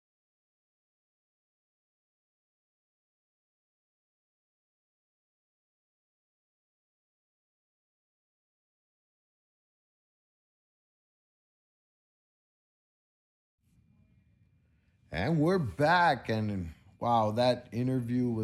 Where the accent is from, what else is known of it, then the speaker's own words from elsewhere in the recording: United States; As an American